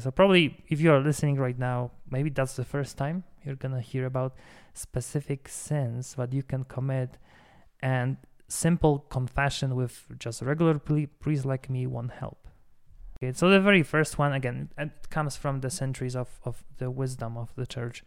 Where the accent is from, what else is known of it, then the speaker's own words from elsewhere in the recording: Poland; moved away; in Poland, my home country